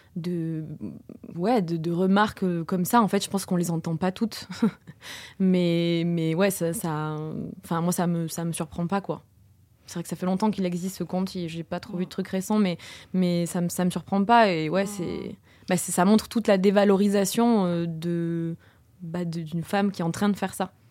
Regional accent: Toulouse, Occitania, France; je suis née, j'ai grandi à Toulouse

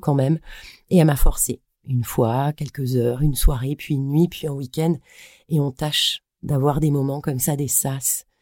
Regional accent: Brittany, France; j'ai grandi en Bretagne

